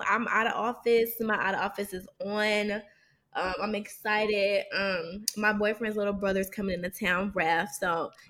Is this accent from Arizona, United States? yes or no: no; St. Louis, Missouri, United States; moved away as an adult; now in Atlanta, United States; But we're all from St. Louis, though. We should mention that. We're all from St. Louis.